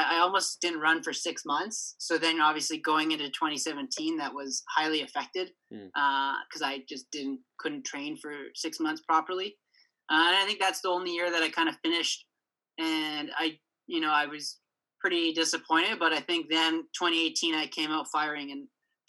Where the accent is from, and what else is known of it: Canada